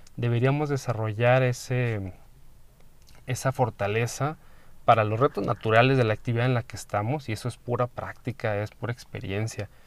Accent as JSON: {"language": "Spanish", "country": "Mexico", "said": "como persona, como em, mexicano, como medio latino"}